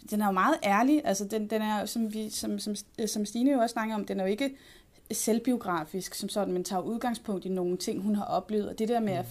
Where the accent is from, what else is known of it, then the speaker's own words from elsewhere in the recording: North Zealand, Capital Region of Denmark, Denmark; jeg er fra, fra Sjælland. Jeg er fra Nordsjælland.